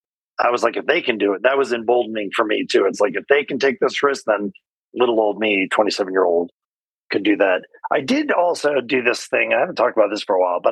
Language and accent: English; Connecticut, United States; moved away as an adult; now in California, United States; I grew up in Connecticut, came out west to California, came to school here